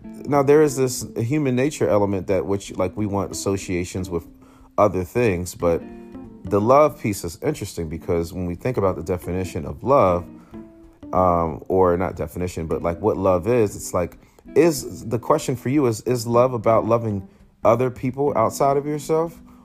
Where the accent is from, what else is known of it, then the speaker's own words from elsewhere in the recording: United States; born and raised in the United States of America